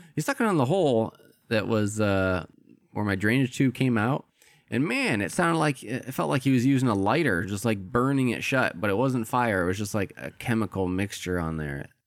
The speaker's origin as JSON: {"language": "English", "region": "Midwest", "country": "United States", "tie": "born or raised there", "said": "I grew up in the Midwest"}